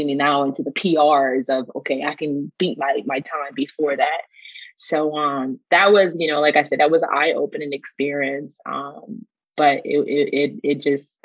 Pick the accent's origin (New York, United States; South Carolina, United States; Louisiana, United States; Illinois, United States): Louisiana, United States; New Orleans; also born or lived in Dallas-Fort Worth area / Kansas City area; now in Dallas-Fort Worth, United States; I'm originally from New Orleans